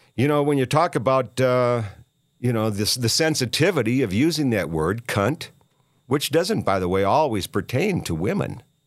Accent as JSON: {"language": "English", "town": "Minneapolis", "region": "Minnesota", "country": "United States", "said": "I'm from Minneapolis"}